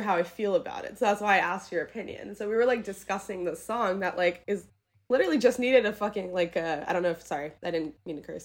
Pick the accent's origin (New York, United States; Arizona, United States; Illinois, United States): New York, United States; New York City; I grew up in New York City